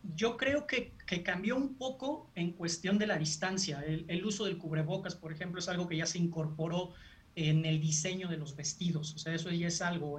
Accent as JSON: {"language": "Spanish", "country": "Mexico", "said": "nosotros que somos mexicanos"}